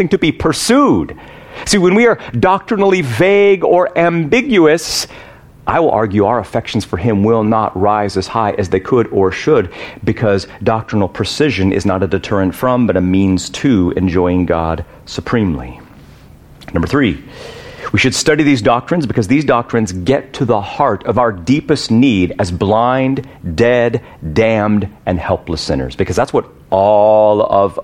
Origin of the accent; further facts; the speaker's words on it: United States; I'm American